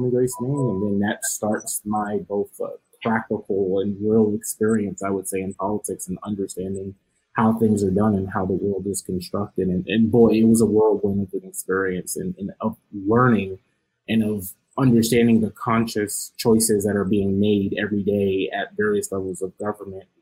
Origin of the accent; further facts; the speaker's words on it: New York, United States; now in Ohio, United States; I'm a New Yorker